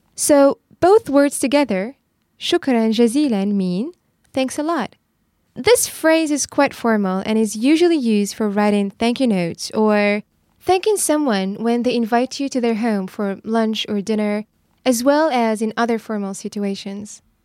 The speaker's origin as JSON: {"language": "English", "town": "Rabat", "region": "Rabat-Salé-Kénitra", "country": "Morocco", "tie": "born or raised there", "said": "I was born in Rabat"}